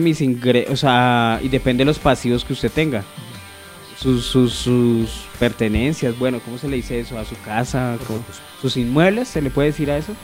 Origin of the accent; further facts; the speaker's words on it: Colombia; como cualquier colombiano